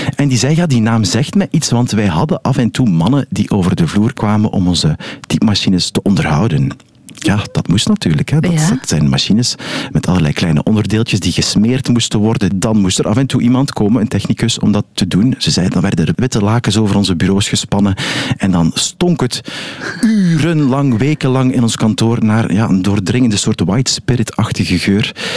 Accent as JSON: {"language": "Dutch", "town": "Ghent", "region": "Flanders", "country": "Belgium", "said": "ik ben een Gentenaar"}